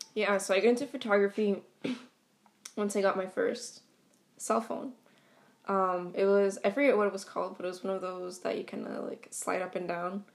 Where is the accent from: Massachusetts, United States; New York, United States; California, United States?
Massachusetts, United States; Boston; born and raised in Eastie, uh, meaning that I grew up, you know, in a Hispanic, Latino, Latinx um, majority neighborhood